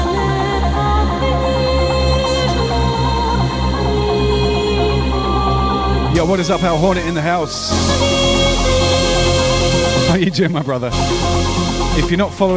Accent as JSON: {"language": "English", "country": "United Kingdom", "tie": "born or raised there", "moved": "yes", "said": "I grew up listening to John Peel on Radio 1 in the UK"}